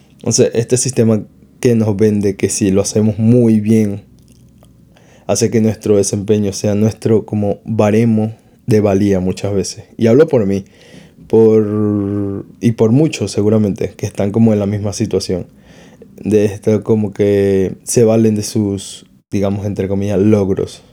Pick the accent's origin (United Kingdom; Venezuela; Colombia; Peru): Venezuela; now in Spain; mis padres están en Venezuela